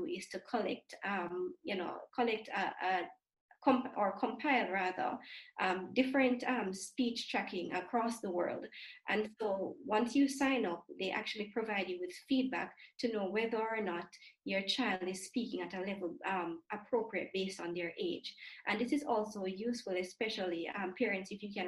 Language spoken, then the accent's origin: English; Jamaica; growing up in the Caribbean, I'm not sure, in Jamaica specifically